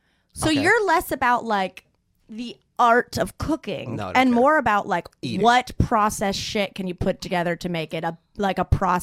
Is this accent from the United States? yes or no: yes; the South, United States; I'm from the south